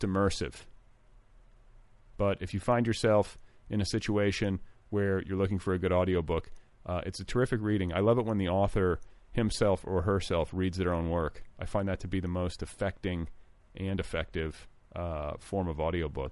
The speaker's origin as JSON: {"language": "English", "region": "Indiana", "country": "United States", "tie": "born or raised there", "also_born_or_lived": "Wisconsin", "moved": "yes", "said": "I'm from the Midwest. I'm from Wisconsin and Indiana. Indiana in particular, with its sort of southern bent."}